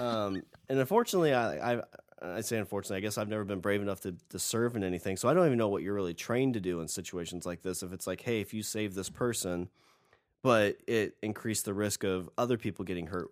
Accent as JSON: {"language": "English", "country": "United States", "said": "I'm an American"}